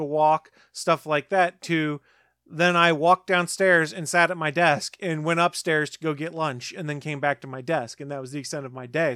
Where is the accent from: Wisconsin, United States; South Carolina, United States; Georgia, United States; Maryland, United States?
South Carolina, United States; I'm from South Carolina